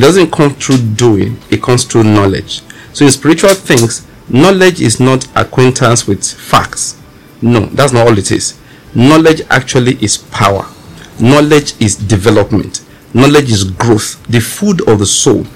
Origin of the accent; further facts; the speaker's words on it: Western Nigeria, Nigeria; I grew up in Western Nigeria